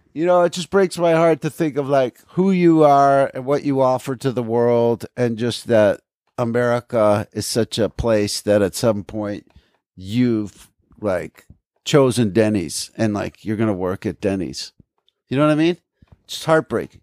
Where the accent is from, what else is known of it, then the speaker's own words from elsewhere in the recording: Aberdeen, New Jersey, United States; they changed the name of Mattawan to Aberdeen. They changed the name of my hometown.